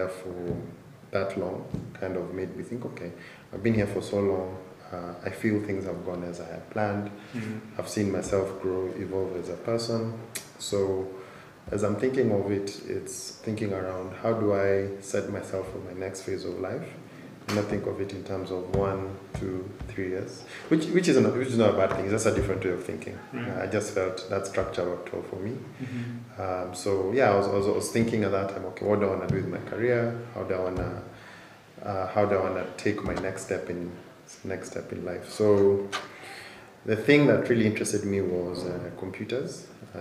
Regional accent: Nairobi, Kenya; born or raised there

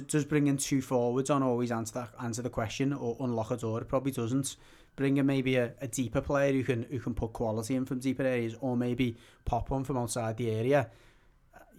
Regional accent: England, United Kingdom; we are English

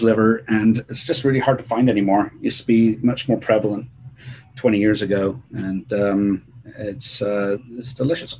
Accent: England, United Kingdom; moved away as an adult; also born or lived in Bristol; now in California, United States; I'm English

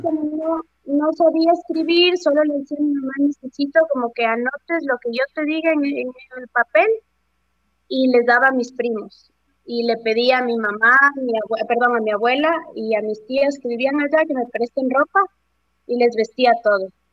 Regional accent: Riobamba, Chimborazo, Ecuador; moved away; yo soy de Riobamba

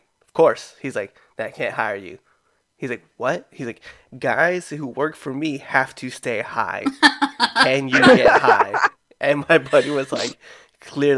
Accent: Nebraska, United States; also born or lived in Hawaii; now in Maryland, United States; I was raised in Nebraska and I actually moved to Maryland

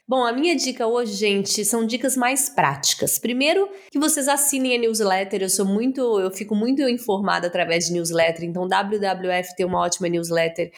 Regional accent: Araguari, Minas Gerais, Brazil; moved away; eu sou do interior de Minas Gerais, de Araguari. Saí de lá muito nova

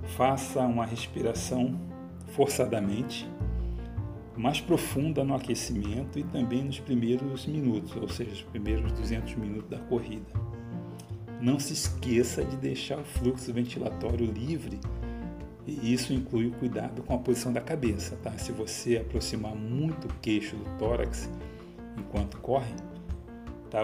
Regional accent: Rio de Janeiro, Brazil; como bom carioca

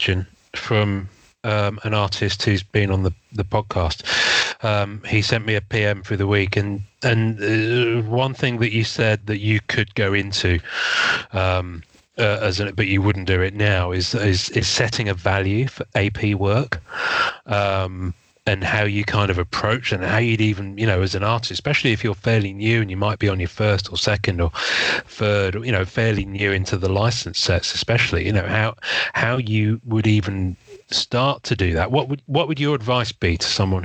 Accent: England, United Kingdom; I'm English

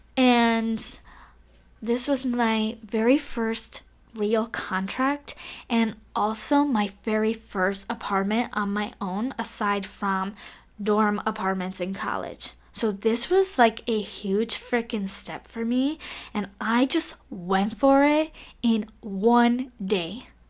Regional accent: Cleveland, Ohio, United States; moved away as an adult; now in Taiwan; move, what, seven thousand six hundred miles away from my hometown in Cleveland, Ohio

